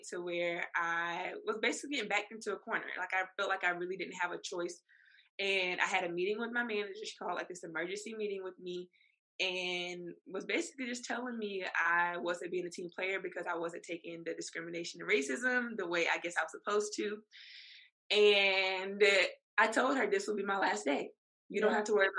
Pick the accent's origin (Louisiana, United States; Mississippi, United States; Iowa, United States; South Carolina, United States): South Carolina, United States; Columbia; now in Charleston, United States; I was born and raised in Columbia, South Carolina, but I moved to Charleston in technically 2018, 2019